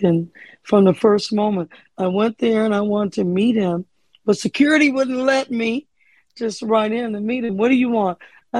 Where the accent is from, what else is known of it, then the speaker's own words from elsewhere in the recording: Detroit, Michigan, United States; I grew up in church in Detroit, Michigan.